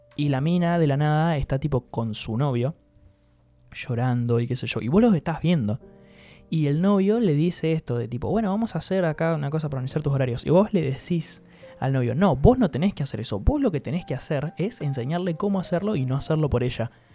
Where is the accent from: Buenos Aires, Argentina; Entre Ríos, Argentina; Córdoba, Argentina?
Entre Ríos, Argentina; yo soy entrerriano pura sangre